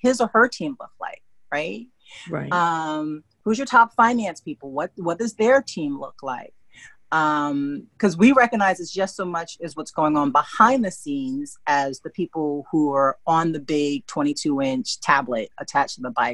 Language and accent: English; New York City, New York, United States; my Black experience is being raised in New York City